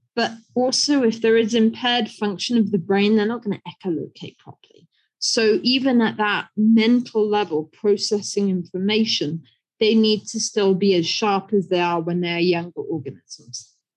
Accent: United Kingdom; moved away as an adult; now in China; I'm British, and so I grew up on an island

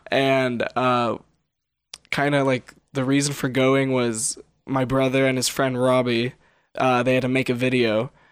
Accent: Las Vegas, Nevada, United States; I grew up in Vegas

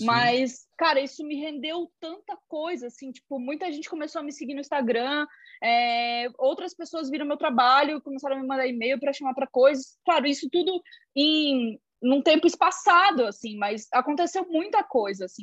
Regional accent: Joinville, Santa Catarina, Brazil; sou de Joinville, Santa Catarina

